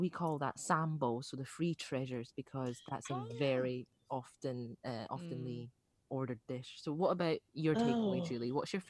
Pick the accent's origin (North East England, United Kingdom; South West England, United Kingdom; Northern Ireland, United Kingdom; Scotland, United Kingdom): Scotland, United Kingdom; accent: Scottish; No, my accent gets more Scottish as they speak to me